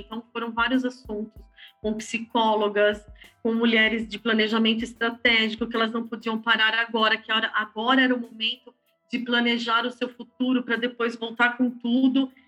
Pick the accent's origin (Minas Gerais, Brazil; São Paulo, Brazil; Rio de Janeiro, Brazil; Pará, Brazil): São Paulo, Brazil; Eu sou nascida em São Paulo, no bairro do Ipiranga